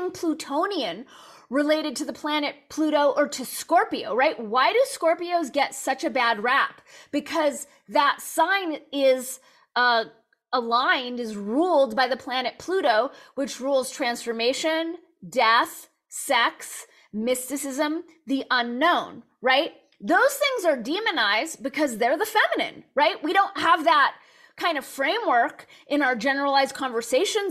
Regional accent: Los Angeles, California, United States; Born and raised in Los Angeles

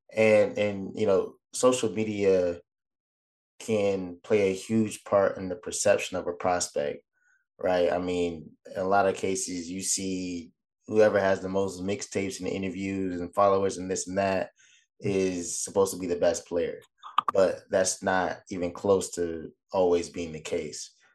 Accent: Orlando, Florida, United States; the Orlando Magic, right? And, and, and with that being my hometown

